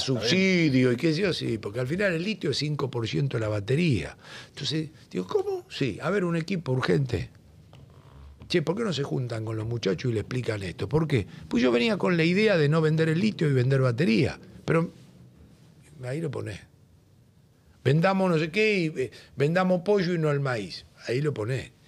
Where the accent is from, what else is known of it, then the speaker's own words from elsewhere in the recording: Argentina; cuando salí de la Argentina